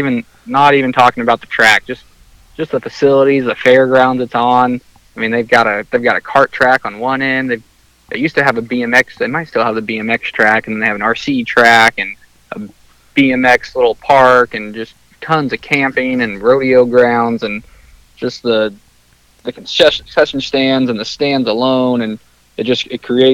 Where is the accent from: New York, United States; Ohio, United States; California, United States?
California, United States; San Diego; also born or lived in Dallas, Texas; I was born in Texas, in Dallas, but I consider myself a Californian, and I'm from San Diego